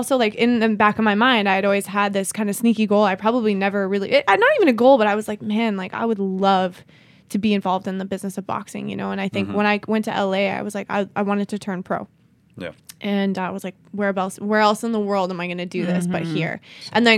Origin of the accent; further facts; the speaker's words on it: Canada; moved away; also born or lived in Los Angeles; I'm Canadian